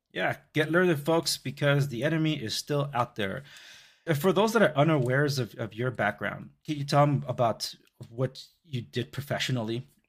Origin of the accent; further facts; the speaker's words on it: Compton, California, United States; I grew up in the Compton Watts border